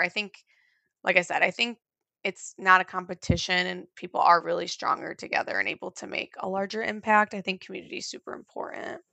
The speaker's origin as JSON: {"language": "English", "region": "Midwest", "country": "United States", "said": "I'm from the Midwest"}